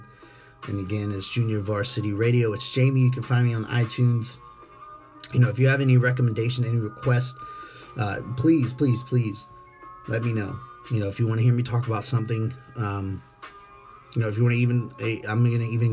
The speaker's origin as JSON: {"language": "English", "town": "Jacksonville", "region": "Florida", "country": "United States", "tie": "born or raised there", "said": "I'm born here. I'm bred here in the city of Jacksonville. You know, I'm from Duval. You know, Duval raised me."}